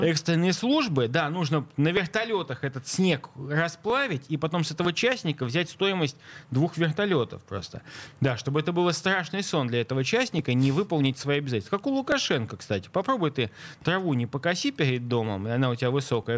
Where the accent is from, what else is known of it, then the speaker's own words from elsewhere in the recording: Saint Petersburg, Russia; А я как петербуржец хочу сказать, что так. я вырос в занесенном снегом Ленинграде